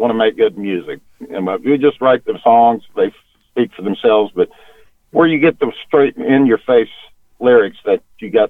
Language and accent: English; Oklahoma, United States; we're from Oklahoma